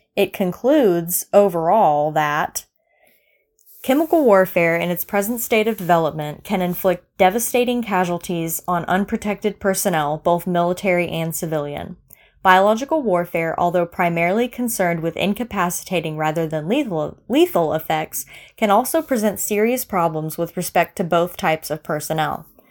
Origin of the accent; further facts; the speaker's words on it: Florida, United States; I grew up in Florida